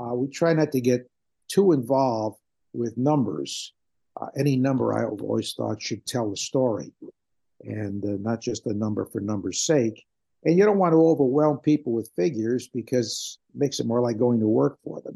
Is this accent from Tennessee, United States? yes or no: no; New Haven, Connecticut, United States; moved away; I grew up in the New Haven area